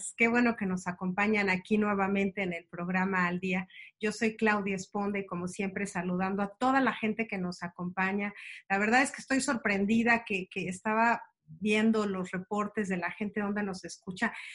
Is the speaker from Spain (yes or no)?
no; Mexico; los que somos mexicanos